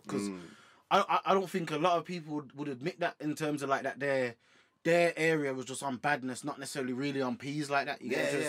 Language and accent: English; Birmingham, West Midlands, United Kingdom; Obviously, I'm from Birmingham, innit?